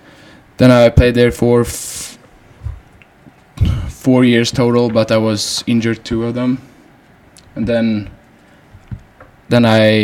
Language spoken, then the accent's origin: English; Hönö, Västra Götaland, Sweden; English is a second language; moved away as an adult; now in United States; I grew up outside Gothenburg on an island called Hönö.